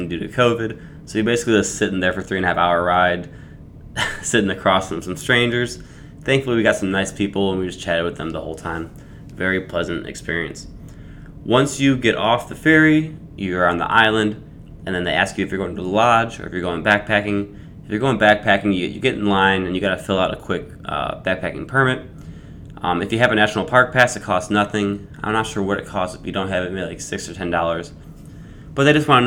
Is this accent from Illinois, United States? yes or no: yes; Chicago, Illinois, United States; growing up in Chicago